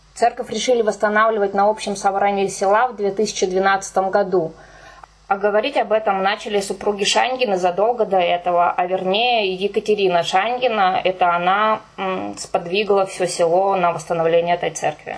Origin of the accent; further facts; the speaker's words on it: Kirov Oblast, Russia; moved away; я сама из деревни, я родилась и выросла в Кировской области